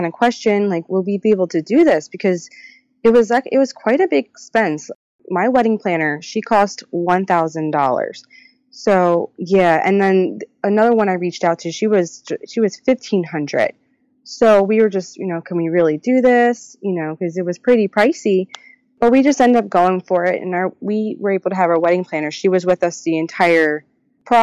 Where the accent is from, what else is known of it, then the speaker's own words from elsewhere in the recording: Pennsylvania, United States; we're all from Pennsylvania